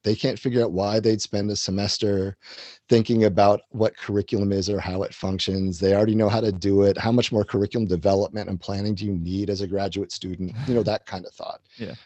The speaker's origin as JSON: {"language": "English", "town": "Washington", "region": "District of Columbia", "country": "United States", "tie": "born or raised there", "said": "I grew up in and around the Washington, D.C. area. So I was sort of born in that area"}